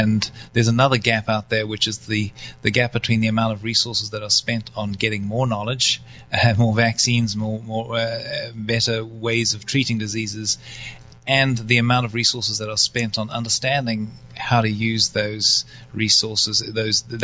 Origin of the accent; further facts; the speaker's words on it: South Africa; also born or lived in North Carolina, United States; now in United States; go back to my home country, which is South Africa